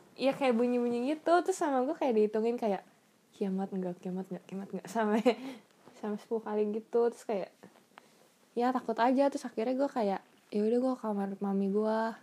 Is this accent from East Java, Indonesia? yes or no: no; Bandung, West Java, Indonesia; moved away as an adult; now in San Jose, United States; saya dari Bandung dulunya sekolah di Alexius